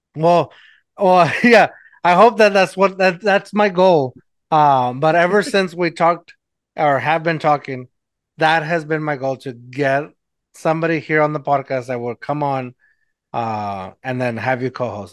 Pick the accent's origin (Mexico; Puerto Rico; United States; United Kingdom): Mexico; accent: Mexican; my Mexican accent